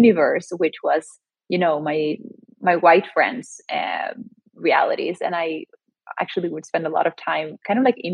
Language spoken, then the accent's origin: English; Sweden; born or raised there; now in New York City, United States